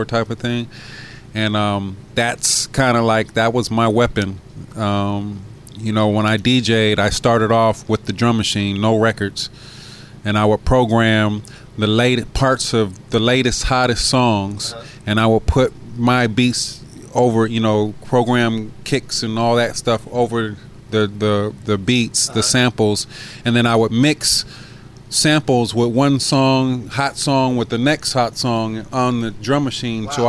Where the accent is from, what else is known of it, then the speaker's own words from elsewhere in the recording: San Diego, California, United States; I was that kid from San Diego